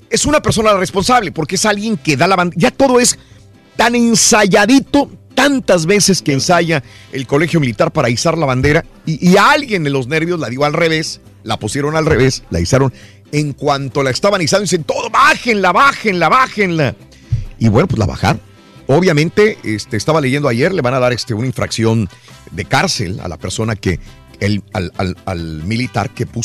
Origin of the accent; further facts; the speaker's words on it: Matamoros, Tamaulipas, Mexico; moved away; también tembló en Matamoros, Tamaulipas. Fíjate. En mi tierra.